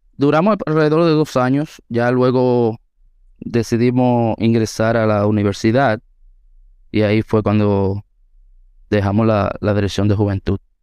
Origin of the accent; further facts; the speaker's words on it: San José de Ocoa, Dominican Republic; Aunque nací y me crié en el mismo municipio de Ocoa, en el pueblo